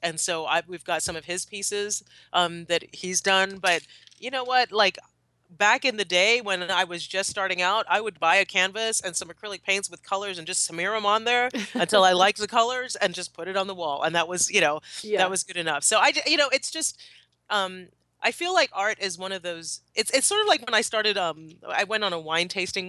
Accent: Trinidad & Tobago; but also because I'm from Trinidad, because my husband is English, it's sort of a necessity.

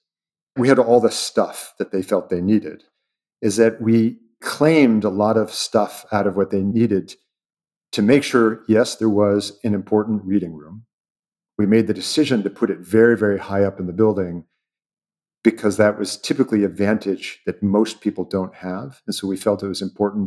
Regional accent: Seattle, Washington, United States; I'm from Seattle

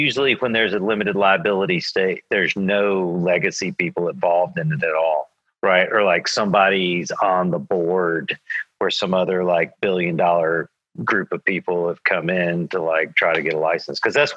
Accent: Georgia, United States; moved away as an adult; also born or lived in California / Oklahoma City; I grew up in Georgia and moved to California when I was like in my early 20s

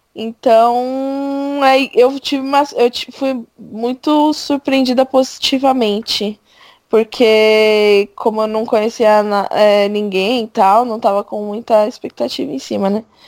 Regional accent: São Paulo, Brazil; sou de São Paulo.

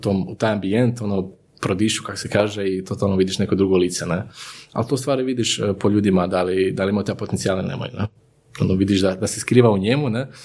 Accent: Zagreb, City of Zagreb, Croatia; moved away as an adult; now in Vinkovci, Croatia; rođen u Zagrebu i roditelji sam iz Zagreba, ali sam evo prije nekih 11 godina preselio u Slavoniju, to jest u, u Vinkovce

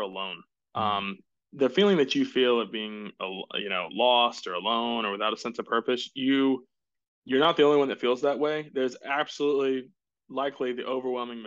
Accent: Jacksonville, Florida, United States; moved away as an adult; now in Greenville, United States; I grew up in Jacksonville, Florida.

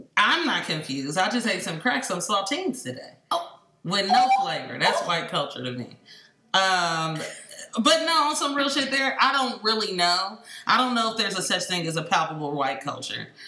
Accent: Oakland, California, United States; also born or lived in Los Angeles, California; I'm from East Oakland, California

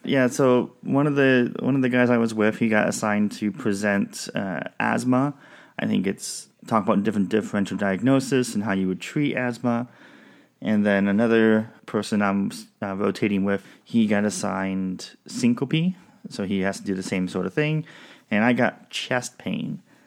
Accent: Southwest Washington, United States; we grew up in Southwest Washington

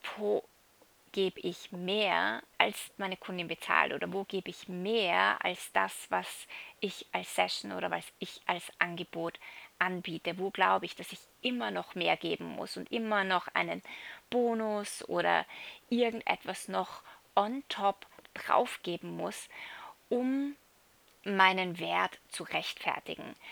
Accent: Salzburg, Austria; moved away as an adult; ich bin gerade in Europa, in Salzburg, äh, in meiner alten Heimat

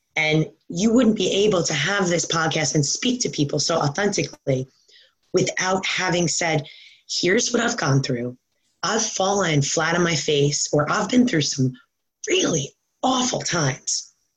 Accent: Long Island, New York, United States; also born or lived in Maryland; now in New Jersey, United States; I grew up um, in New York um, on Long Island

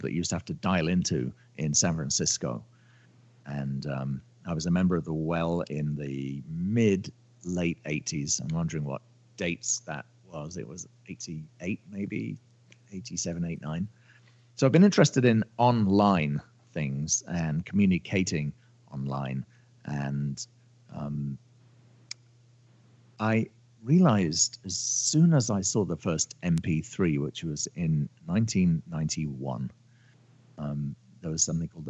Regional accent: United Kingdom; moved away as an adult; now in Los Angeles, United States; I'm a Brit. I live in California. I live in Los Angeles. I've been in the States on and off for

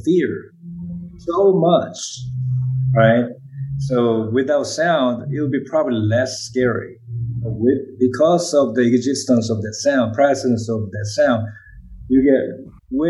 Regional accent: South Korea; accent: Korean; English is a second language; moved away; English is not my first language. I still maintain my Korean accent.

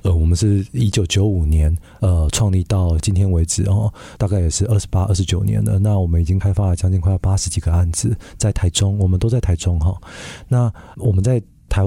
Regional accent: Canada; 因为我自己在加拿大长大的哈，那呃我自己就是对于这个呃移民啊，或者是说呃像海外。的同胞啊

